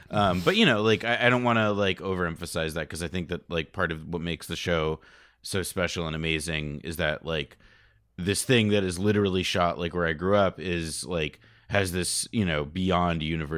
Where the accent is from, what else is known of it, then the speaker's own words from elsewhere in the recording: Montclair, New Jersey, United States; I love it. It's close to home, literally. I am from Montclair, New Jersey, where a lot of the show is shot, including scenes from this episode.